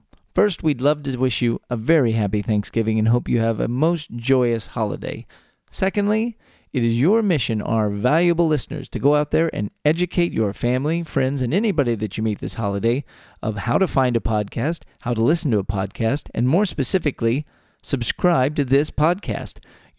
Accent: Texas, United States; born or raised there

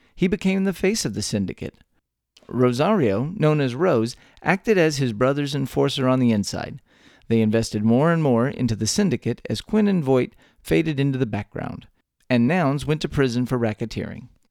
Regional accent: Texas, United States; born or raised there

